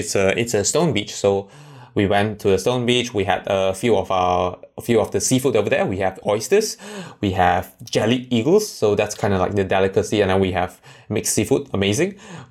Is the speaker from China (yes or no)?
yes; China; English is a second language; one of the time when I went back to my hometown, it was like winter time.